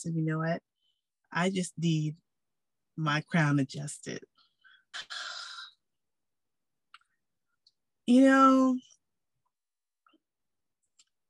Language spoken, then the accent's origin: English; San Francisco Bay Area, California, United States; moved away as an adult; now in Las Vegas, United States; Born and raised in the San Francisco Bay Area. Go Warriors. I'm a California girl. Just recently moved to Las Vegas last year as I got married